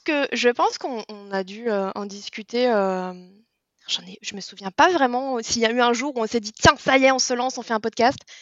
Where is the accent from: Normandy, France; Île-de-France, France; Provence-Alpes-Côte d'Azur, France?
Île-de-France, France; near Disneyland Paris; j'ai grandi pas très très loin de Disneyland Paris